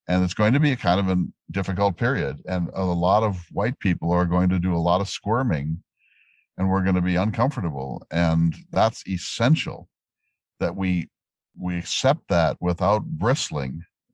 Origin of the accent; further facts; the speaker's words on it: North Dakota, United States; And I come from North Dakota, which has very different sets of race historical problems.